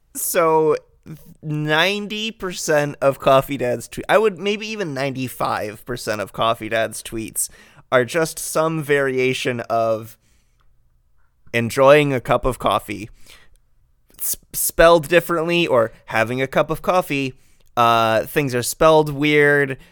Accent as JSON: {"language": "English", "region": "West Michigan", "country": "United States", "moved": "as an adult", "lives_now": "Winnipeg, Canada", "said": "I'm from West Michigan originally"}